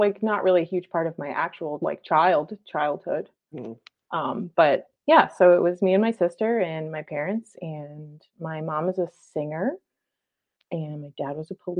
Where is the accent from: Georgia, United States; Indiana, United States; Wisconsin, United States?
Wisconsin, United States; Racine; I grew up in Racine, Wisconsin, which is the home of the S.C. Johnson Company.